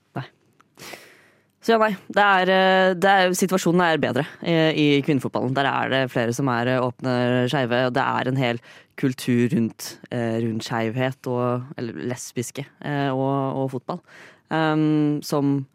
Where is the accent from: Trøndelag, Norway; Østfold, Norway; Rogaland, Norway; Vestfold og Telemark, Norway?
Østfold, Norway; Fredrikstad; jeg er fra Fredrikstad.